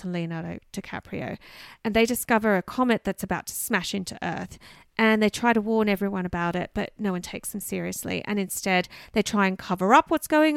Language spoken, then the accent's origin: English; Canberra, Australian Capital Territory, Australia; Tidbinbilla, which is in my hometown of Canberra